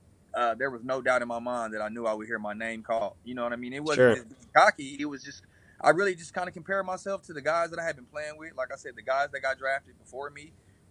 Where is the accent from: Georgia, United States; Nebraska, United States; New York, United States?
Nebraska, United States; You know, I grew up in Nebraska. You know, in the Nebraska realm, you know, we wore Nebraska colors.